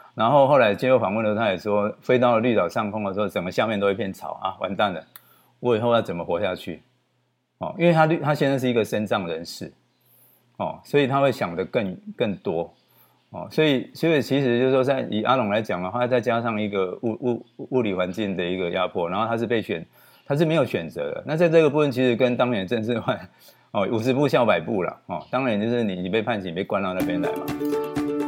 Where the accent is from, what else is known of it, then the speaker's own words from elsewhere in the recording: Taiwan; 我们台湾人